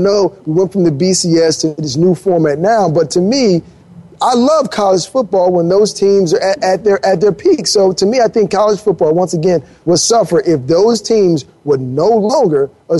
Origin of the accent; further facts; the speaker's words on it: Miami, Florida, United States; I remember growing up in Miami watching college football